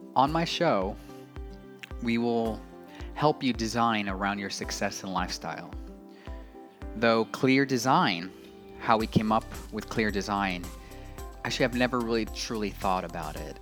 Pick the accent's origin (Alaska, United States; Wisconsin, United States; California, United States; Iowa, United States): California, United States; Los Angeles; moved away as an adult; also born or lived in Asheville, North Carolina; I was raised in Los Angeles, California